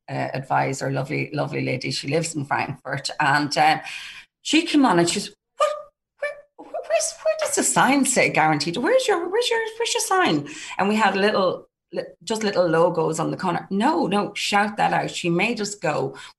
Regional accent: Ireland; as a small island, an Irish business, promote our Irishness and be proud of it.

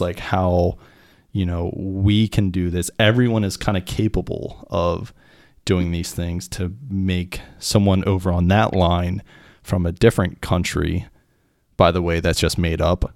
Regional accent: Pennsylvania, United States; I'm American. I was in the military. Like, I was raised here, like, in, in America and Pennsylvania

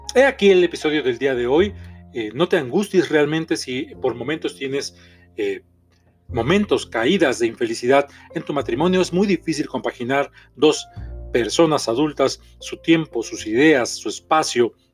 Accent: Mexico City, Mexico; soy terapeuta mexicano, soy de la Ciudad de México

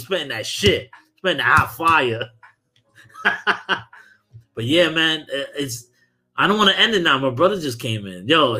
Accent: New York City, New York, United States; I'm from Brooklyn

